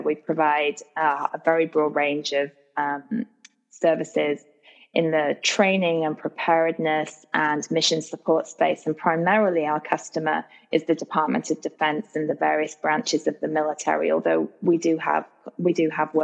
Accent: United States; as an American

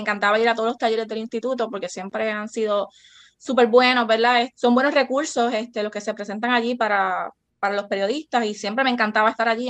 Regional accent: Cabo Rojo, Puerto Rico; now in Aguadilla, Puerto Rico; yo soy natural de, del oeste, soy de Cabo Rojo, ahora mismo vivo en Aguadilla

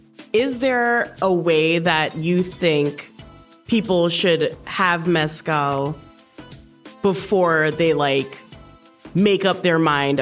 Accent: Trinidad & Tobago; now in United States; growing up in Trinidad

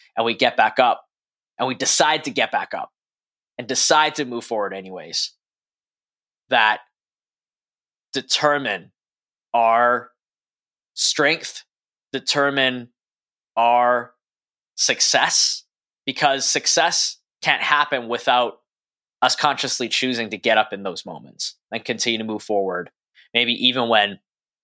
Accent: Edmonton, Alberta, Canada; where I grew up in Edmonton, Canada

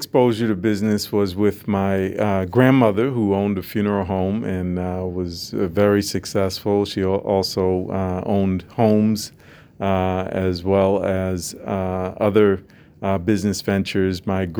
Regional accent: Massachusetts, United States; I grew up in Massachusetts on the Boston side of Cape Cod.

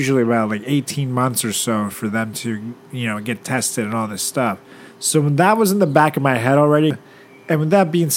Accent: Venezuela; moved away; my hometown, Venezuela

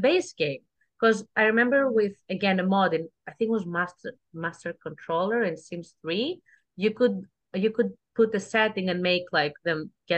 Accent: Greece; English is a second language; moved away; I am from Greece

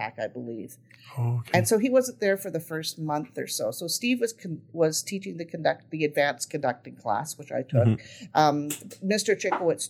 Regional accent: Saskatoon, Saskatchewan, Canada; moved away as an adult; also born or lived in Oklahoma / Alaska; I grew up in Saskatoon, Saskatchewan

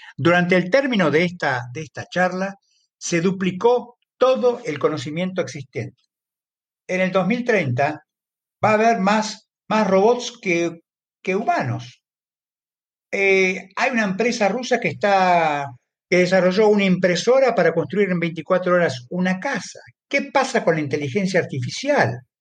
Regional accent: Argentina; En mi país, por ejemplo, en Argentina

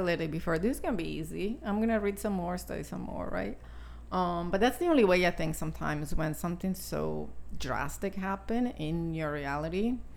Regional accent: Italy; moved away; I was born and raised in Italy

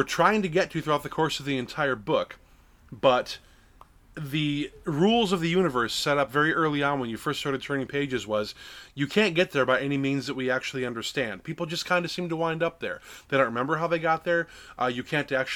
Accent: Lake Geneva, Wisconsin, United States; I grew up in Lake Geneva, Wisconsin

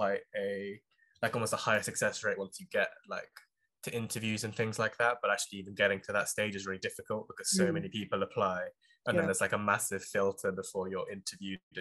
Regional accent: London area, United Kingdom; also born or lived in Manchester; I'm like from the London area already

